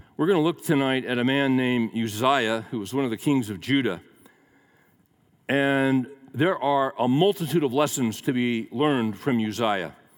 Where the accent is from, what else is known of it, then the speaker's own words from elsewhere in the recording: Central Valley of California, United States; also born or lived in Daly City, California; we moved from the Central Valley of California to um, a suburb that was right next to San Francisco called Daly City.